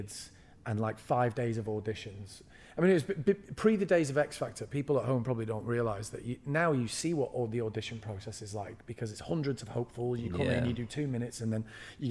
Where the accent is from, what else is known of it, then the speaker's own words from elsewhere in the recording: Bury, North West England, United Kingdom; When I was growing up, I grew up in Bury, which is a small town north of Manchester